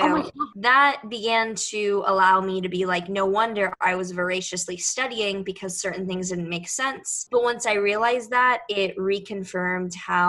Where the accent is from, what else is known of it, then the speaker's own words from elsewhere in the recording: Houston, Texas, United States; moved away as an adult; now in New York City, United States; I was born and raised in Houston